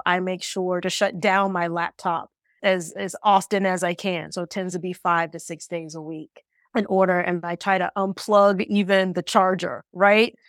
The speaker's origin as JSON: {"language": "English", "region": "Ohio", "country": "United States", "also_born_or_lived": "New York", "moved": "as an adult", "said": "from Ohio like me"}